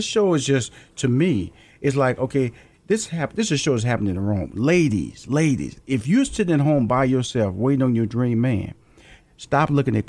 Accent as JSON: {"language": "English", "town": "Houston", "region": "Texas", "country": "United States", "said": "I come from Fifth Ward, Texas. Okay. Typically, you know, I'm supposed to be just a guy who doesn't make it."}